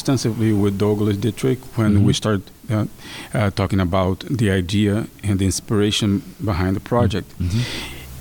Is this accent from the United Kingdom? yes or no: no; Brazil; moved away; my home country, Brazil.